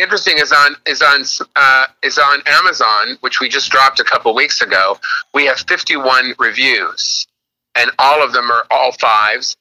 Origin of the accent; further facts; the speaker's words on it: Los Angeles, California, United States; moved away as an adult; also born or lived in Bronx, New York; I lived in Los Angeles my whole life until uh, nine months ago